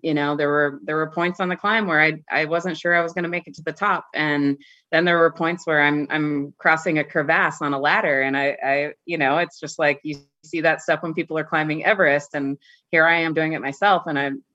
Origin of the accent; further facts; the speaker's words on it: North Idaho, United States; now in Seattle, United States; I get back to my hometown um, regularly. So um, there's not a ton of caches in North Idaho